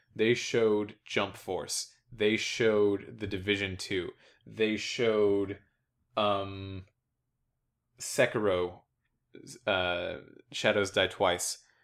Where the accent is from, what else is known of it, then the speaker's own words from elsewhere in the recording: United States; an American